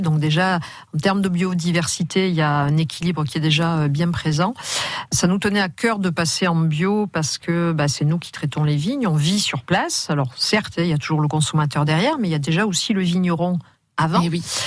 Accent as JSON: {"language": "French", "town": "Bordeaux", "region": "Nouvelle-Aquitaine", "country": "France", "tie": "born or raised there", "said": "j'ai grandi d'abord euh, à Bordeaux"}